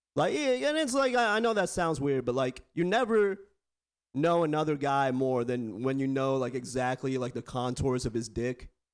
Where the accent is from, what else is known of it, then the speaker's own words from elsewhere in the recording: Bay Area, California, United States; I was born and raised in the Bay Area born and raised